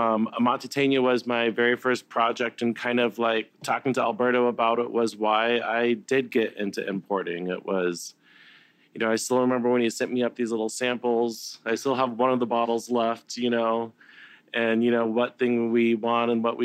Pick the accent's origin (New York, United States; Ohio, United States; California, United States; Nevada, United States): California, United States; San Diego; I'm from San Diego.